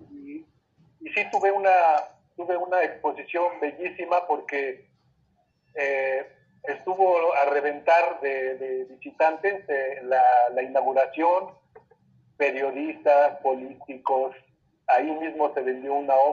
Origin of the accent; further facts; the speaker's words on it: Chimalhuacán, State of Mexico, Mexico; yo soy originario de Chimalhuacán, un pueblo de Canterto.